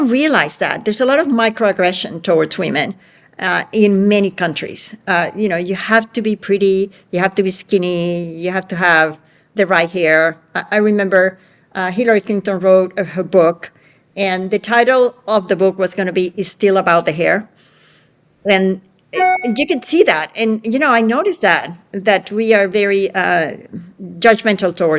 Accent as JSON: {"language": "English", "country": "Venezuela", "tie": "born or raised there", "moved": "yes", "said": "I grew up in Venezuela where women could do everything."}